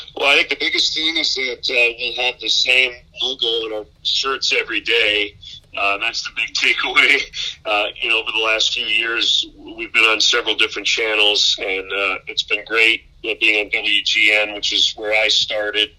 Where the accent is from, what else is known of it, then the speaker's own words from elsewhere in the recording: Michigan, United States; now in Chicago, United States; My, my wife and I are both from the Midwest. I'm from Michigan